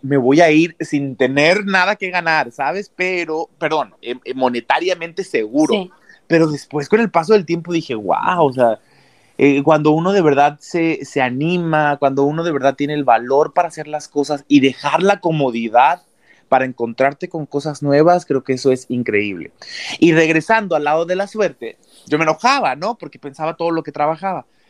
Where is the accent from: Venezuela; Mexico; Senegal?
Mexico; moved away as an adult; now in Los Angeles, United States; en mi país, que es en donde el, que más yo conozco